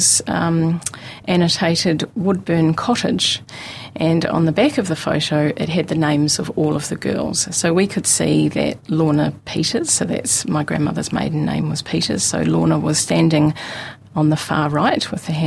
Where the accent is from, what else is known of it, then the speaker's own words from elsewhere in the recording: Mosgiel, Otago, New Zealand; I grew up in Mosgiel